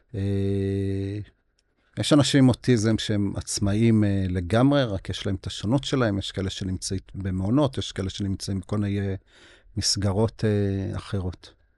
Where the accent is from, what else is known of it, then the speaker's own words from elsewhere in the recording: Beit Zera, Northern District, Israel; אני נולדתי בקיבוץ בית זרע